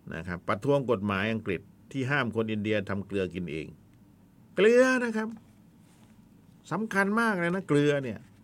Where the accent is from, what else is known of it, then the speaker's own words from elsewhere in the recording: the South, Southern Thailand, Thailand; บ้านเราคนใต้